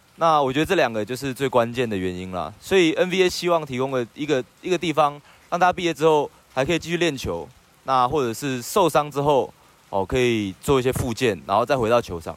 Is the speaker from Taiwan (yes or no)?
yes; Taiwan; 就我们台湾人